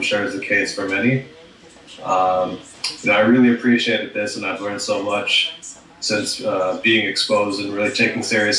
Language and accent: English; Toronto, Ontario, Canada; I'm from Toronto, Canada